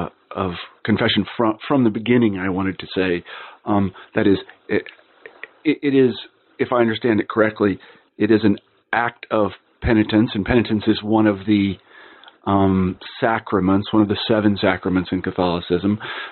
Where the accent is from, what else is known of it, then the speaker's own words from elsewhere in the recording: Midwest, United States; I'm from the American Midwest, and I was raised a Lutheran